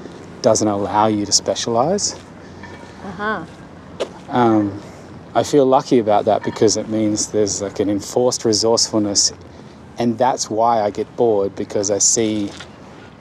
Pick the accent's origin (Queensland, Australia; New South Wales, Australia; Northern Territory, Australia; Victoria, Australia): Northern Territory, Australia; Darwin; growing up in Darwin